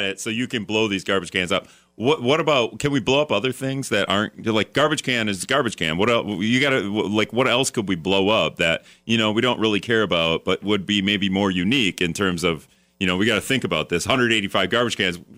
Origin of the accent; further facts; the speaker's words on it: Hortonville, Wisconsin, United States; I grew up in Hortonville too, so it was just tiny.